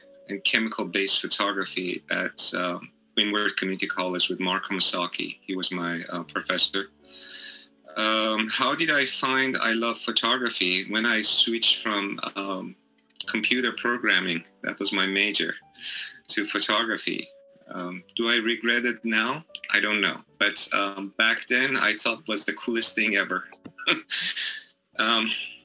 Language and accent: English; Iran; also born or lived in San Francisco, California; now in Hawaii, United States; I'm originally from Iran, but I spent most of my life in the United States, most of that particular portion of my life in Hawaii